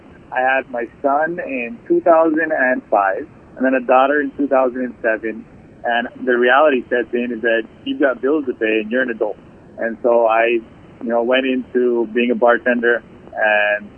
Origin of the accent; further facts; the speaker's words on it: Hawaii, United States; also born or lived in California; I was born in California and moved here shortly after.